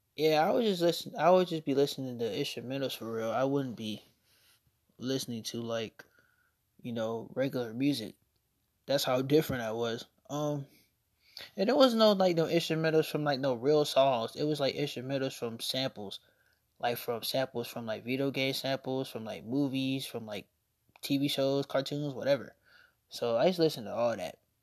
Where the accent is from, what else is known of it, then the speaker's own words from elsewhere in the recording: Norfolk, Virginia, United States; also born or lived in Chesapeake, Virginia; we moved from Norfolk to Chesapeake, and that's when I started going to Indian River.